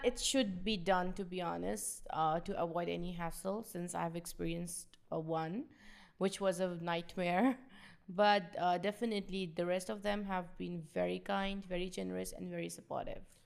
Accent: Pakistan; I'm from Pakistan

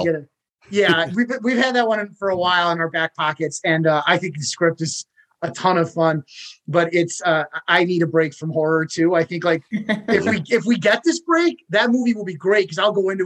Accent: Chicago, Illinois, United States; I'm from Chicago

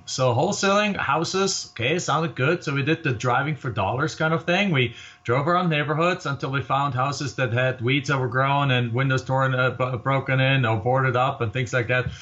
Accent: Germany; moved away as an adult; now in Phoenix, United States; I came here from Germany

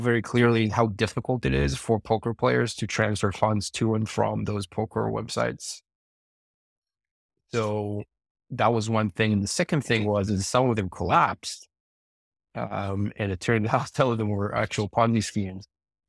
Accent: Israel; now in United States; I'm originally from Israel.

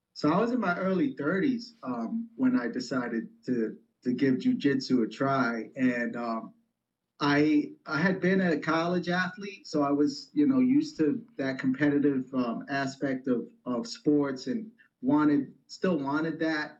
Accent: New York City, New York, United States; I grew up in the Bronx in New York

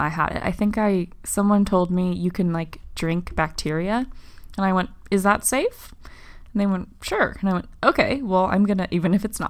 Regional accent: Southern California, United States; Me growing up in Southern California my entire life

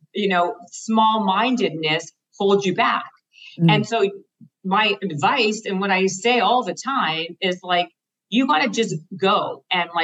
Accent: Canada; moved away as an adult; now in Los Angeles, United States; I'm Canadian.

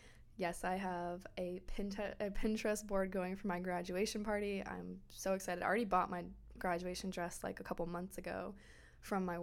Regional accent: Florida, United States; I grew up in Florida

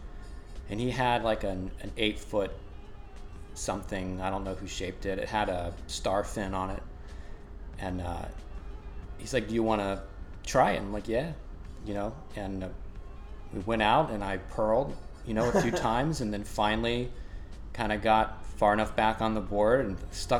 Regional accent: Florida, United States; growing up in Florida

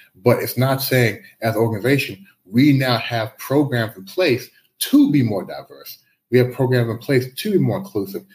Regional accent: United States; moved away as an adult; also born or lived in Canada; now in Shanghai, China; I moved to the U.S. back in the early '80s. So I grew up in the U.S.

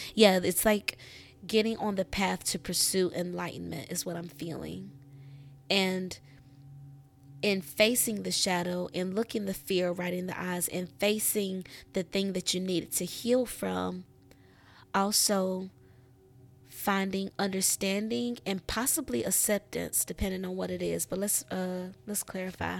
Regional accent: United States; the U S, my home country

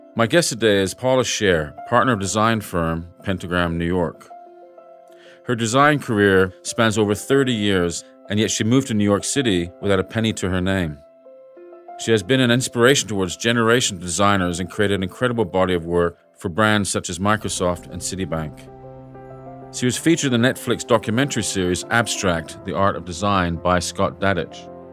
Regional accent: London, United Kingdom; now in Sydney, Australia; London was my hometown before

